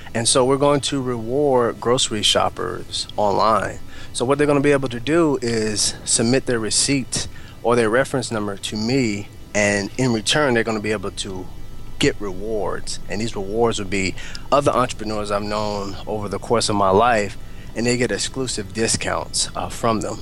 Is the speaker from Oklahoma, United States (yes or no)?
yes; Altus, Oklahoma, United States; moved away as an adult; also born or lived in Lawton, Oklahoma / Alaska; now in Oklahoma City, United States; I was raised in Altus, and from Altus, I traveled to Lawton